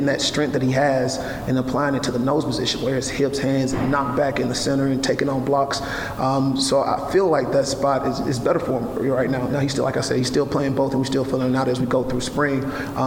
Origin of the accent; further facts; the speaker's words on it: Amory, Mississippi, United States; now in Waco, United States; my hometown of Amerman City